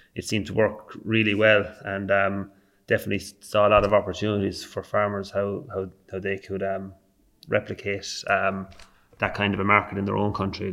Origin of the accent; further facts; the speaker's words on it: Ireland; I'm from Ireland